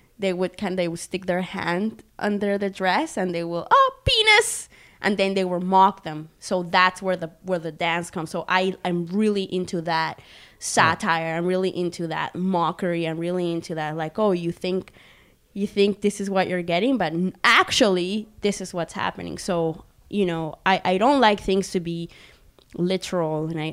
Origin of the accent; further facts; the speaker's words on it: Barranquilla, Atlántico, Colombia; English is a second language; moved away; Growing up in Colombia, in being not completely indigenous because I'm mixed